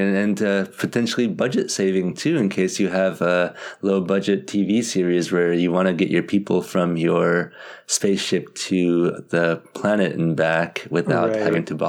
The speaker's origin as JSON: {"language": "English", "country": "United States", "said": "being an American like me"}